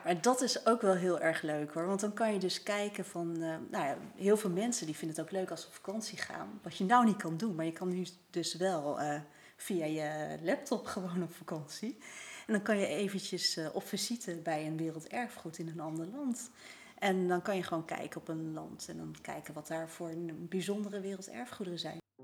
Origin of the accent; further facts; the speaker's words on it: Netherlands; wij Nederlanders